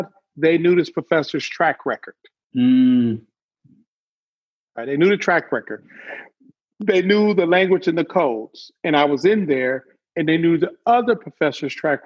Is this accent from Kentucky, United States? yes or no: no; Detroit, Michigan, United States; I grew up in Detroit